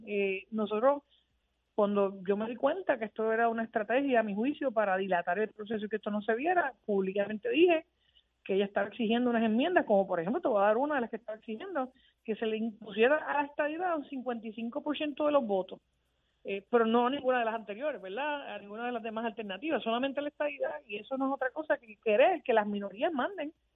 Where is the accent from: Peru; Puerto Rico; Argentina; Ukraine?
Puerto Rico; nosotros los puertorriqueños que vivimos aquí